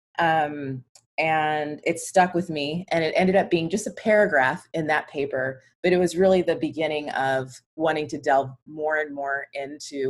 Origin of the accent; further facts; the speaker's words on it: Atlanta, Georgia, United States; moved away as an adult; now in Seattle, United States; I am originally from Atlanta, and that's where I grew up